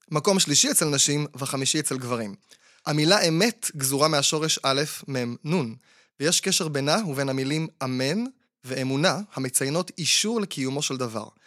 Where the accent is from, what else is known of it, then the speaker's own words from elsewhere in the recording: Bat Yam, Tel Aviv District, Israel; אני גדלתי בבת ים, וכשהייתי קטן, למי שהיו הרבה גוגואים או הרבה סוכריות, ושרתה עליו רוח הנדיבות, הוא היה זורק את הסוכריות או הגוגואים באוויר